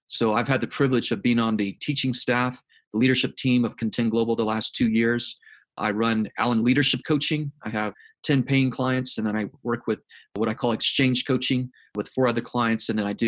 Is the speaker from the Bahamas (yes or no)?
no; South Korea; now in United States; So, born and raised in South Korea on the mission field, third generation missionary.